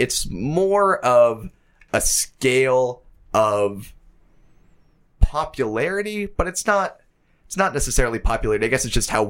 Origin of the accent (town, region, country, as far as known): Penn Hills, Pennsylvania, United States